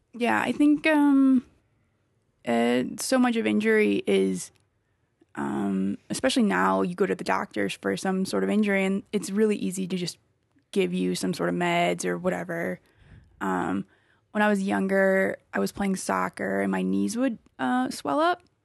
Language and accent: English; Wisconsin, United States; now in Colorado Springs, United States; I'm from Wisconsin